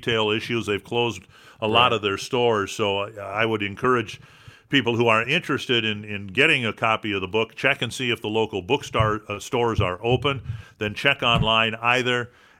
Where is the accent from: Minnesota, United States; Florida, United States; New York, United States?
Minnesota, United States; Dumont; my hometown of Dumont, Minnesota